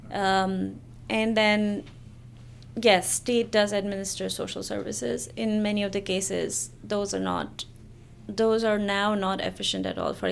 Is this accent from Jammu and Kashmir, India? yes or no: yes; Jammu and Kashmir, India; moved away as an adult; so I I grew up in Kashmir up until I was 19 and my experience of growing up in Kashmir and Kashmiri women was something very unique